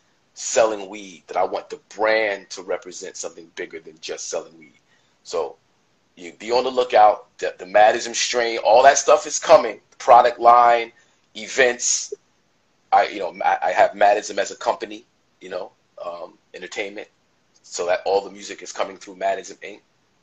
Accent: East Orange, New Jersey, United States; So I'm from East Orange.

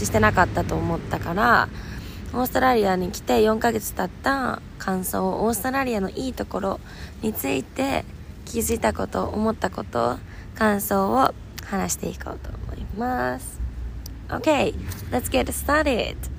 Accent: Fukuoka, Japan; moved away as an adult; now in Melbourne, Australia; 私の地元の福岡は16度だったんで

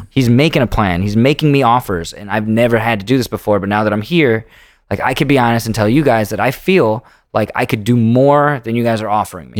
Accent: Indiana, United States; moved away; also born or lived in Los Angeles; growing up in Indiana, I didn't even know the world was big

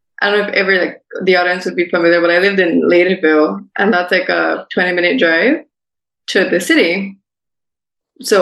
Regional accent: Belize City, Belize District, Belize; 21 years old, born and raised in Belize City.

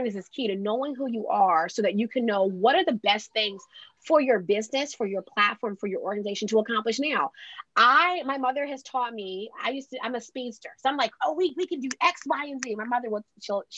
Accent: Delaware, United States; I'm from Delaware, which is the second smallest state.

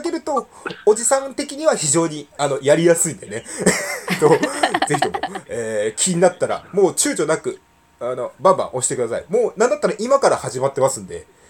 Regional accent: Gunma, Japan; 地元群馬県を拠点に活動する

